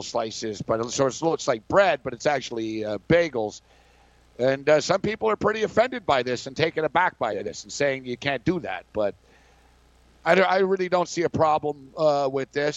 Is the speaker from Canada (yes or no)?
yes; Montreal, Quebec, Canada; also born or lived in New York; I'm made in New York, and I'm from Montreal